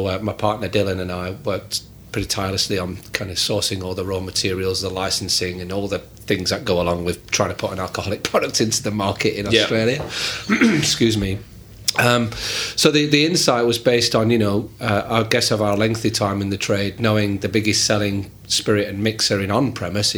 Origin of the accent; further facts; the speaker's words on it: Yorkshire and the Humber, United Kingdom; I grew up in Yorkshire, England